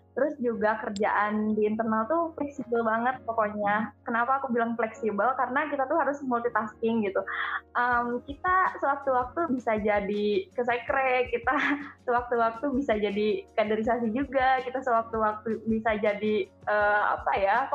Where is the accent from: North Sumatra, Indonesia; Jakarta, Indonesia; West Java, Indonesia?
West Java, Indonesia; Perkenalkan, Uh … dari hmm, hmm. Malaya, wilayah Priangan. Aku asli Sunda.